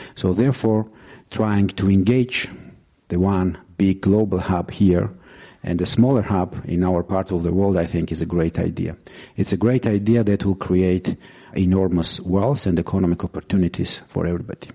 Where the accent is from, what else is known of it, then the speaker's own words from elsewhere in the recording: Georgia; my country, Georgia